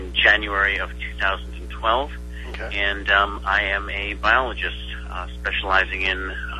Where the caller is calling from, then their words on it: Winter Park, Florida, United States; I'm speaking from Winter Park, Florida right now.